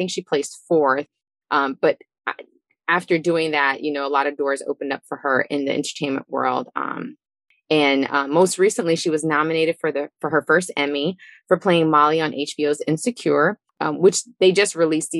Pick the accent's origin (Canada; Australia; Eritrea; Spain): Eritrea; I'm from Eritrea